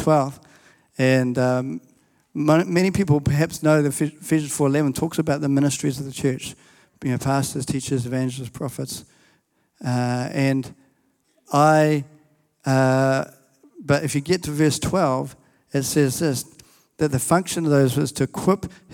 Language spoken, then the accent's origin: English; New Zealand; I'm a Kiwi, but my family are from England